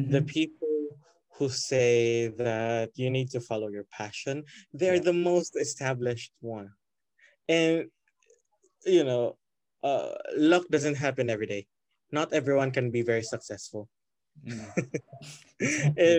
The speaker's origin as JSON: {"language": "English", "town": "Cordova", "region": "Central Visayas", "country": "Philippines", "said": "the classes are all in Basak, and I'm from Cordoba. It's a 3-hour commute every day"}